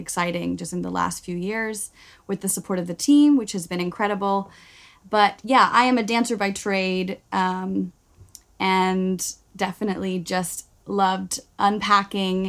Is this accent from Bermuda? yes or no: yes; Bermuda; moved away as an adult; also born or lived in Glasgow, Scotland / New York; now in London, United Kingdom; I come from Bermuda originally, and I did my degree in Glasgow, Scotland. And then I lived in New York for a year, and then I moved to London.